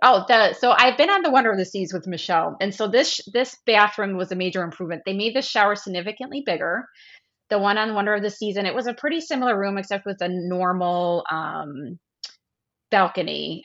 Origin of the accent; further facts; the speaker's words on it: Midwest, United States; Even as a Midwesterner